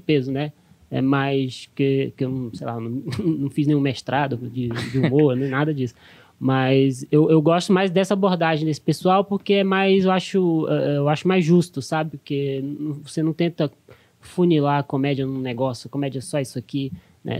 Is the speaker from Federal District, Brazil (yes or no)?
yes; Brasília, Federal District, Brazil; moved away as an adult; now in São Paulo, Brazil; eu cresci, eu cresci assim, eu cresci em Brasília, em cidade satélite